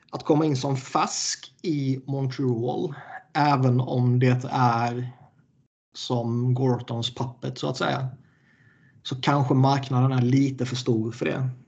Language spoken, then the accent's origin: Swedish; Skåne, Sweden; Och jag är ändå jättemycket skåning, liksom. hela släkten kommer därifrån. Och jag brukar sällan ha problem med, med eh, skånska, djup skånska.